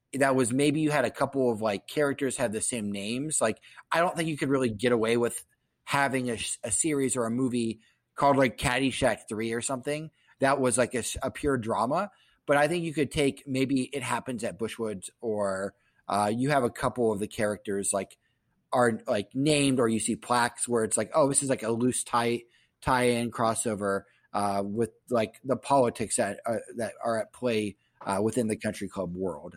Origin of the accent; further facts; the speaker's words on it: Columbus, Ohio, United States; I'm from Columbus and there are so many country clubs there. I went to Catholic school